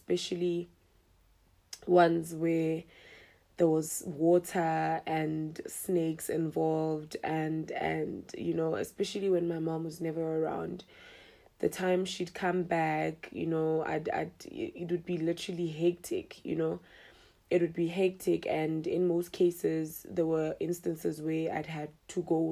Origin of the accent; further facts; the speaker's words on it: Mahikeng, North West, South Africa; I'm a 25-year-old young girl, or rather young lady, who was born and bred in Mahikeng.